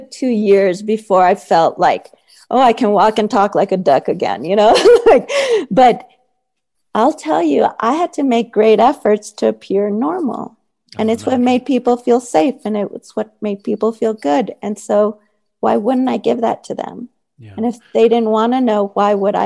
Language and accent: English; El Paso, Texas, United States; I grew up in El Paso, Texas, right along that border